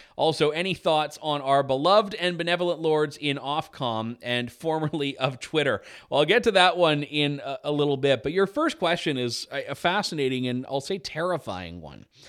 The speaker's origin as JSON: {"language": "English", "country": "Canada", "said": "I'm Canadian, I record my show in Canada"}